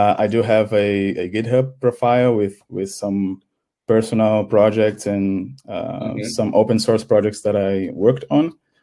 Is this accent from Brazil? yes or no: yes; Brazil; moved away as an adult; now in Germany; I'm from Brazil.